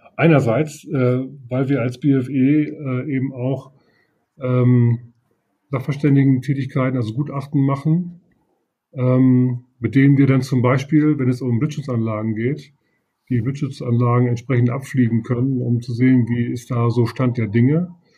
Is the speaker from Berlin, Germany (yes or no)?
no; Leer, Lower Saxony, Germany; moved away as an adult; now in Oldenburg, Germany; Ich bin äh, gebürtiger aus Friese. Ich komme also aus Leer.